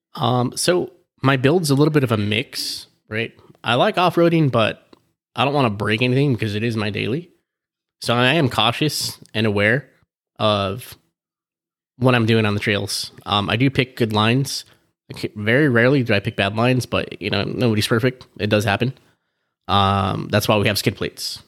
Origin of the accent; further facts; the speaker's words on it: Southern California, United States; I'm from Sou, Southern California